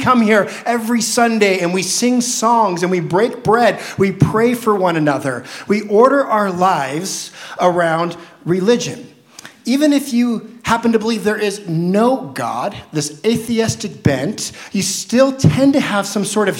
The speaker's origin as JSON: {"language": "English", "region": "Southern Oregon", "country": "United States", "tie": "born or raised there", "said": "I grew up in the Christian culture of Southern Oregon"}